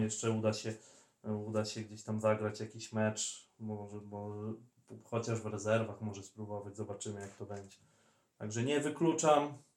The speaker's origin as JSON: {"language": "Polish", "area": "villages around Bielsk Podlaski", "region": "Podlaskie Voivodeship", "country": "Poland", "said": "w turze byliśmy z okolicznych, że tak powiem, wsi"}